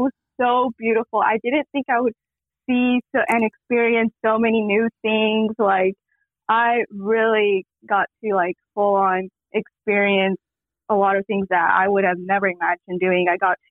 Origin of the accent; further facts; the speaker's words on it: Las Vegas, Nevada, United States; moved away as an adult; also born or lived in Kentucky; I am from Las Vegas, Nevada.